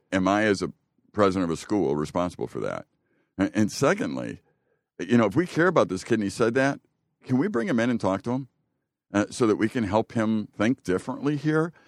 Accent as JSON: {"language": "English", "town": "Chicago", "region": "Illinois", "country": "United States", "tie": "born or raised there", "moved": "yes", "lives_now": "Green Bay, United States", "said": "I grew up in Chicago in the, in the very Polish neighborhood."}